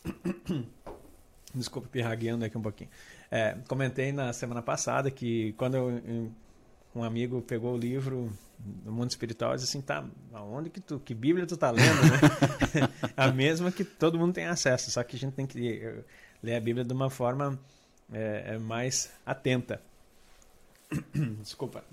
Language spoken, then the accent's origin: Portuguese; Santo Ângelo, Rio Grande do Sul, Brazil; Santo Ângelo, na, na minha terra natal.